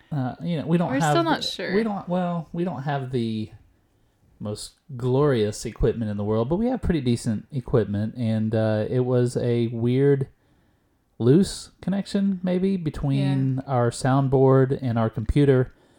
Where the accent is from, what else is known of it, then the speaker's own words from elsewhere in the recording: Texas, United States; also born or lived in Steubenville, Ohio; I was born in Steubenville, but I moved away at a young age. I actually grew up in Texas